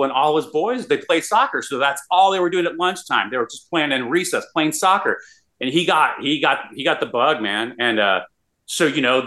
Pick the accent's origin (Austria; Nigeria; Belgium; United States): United States; El Paso, Texas; now in Austin, United States; I grew up in El Paso, Texas, in a border town